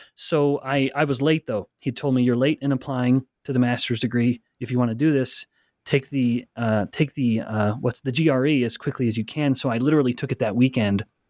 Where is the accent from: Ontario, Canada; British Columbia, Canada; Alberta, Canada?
Alberta, Canada; I'm from Alberta, Canada. I, I, I was raised, born and raised in a very small town